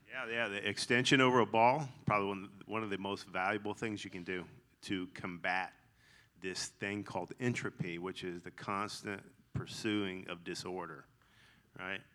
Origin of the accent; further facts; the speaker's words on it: Augusta, Georgia, United States; accent: twang; I grew up in Augusta